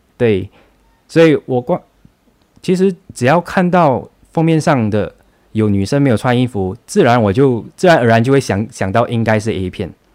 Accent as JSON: {"language": "Chinese", "town": "Johor Bahru", "region": "Johor", "country": "Malaysia", "tie": "born or raised there", "also_born_or_lived": "a New Village (grandparents' home, age 9-13)", "said": "那时候我不是住在新山，我九岁到十三岁的时候是跟外公外婆一起住的"}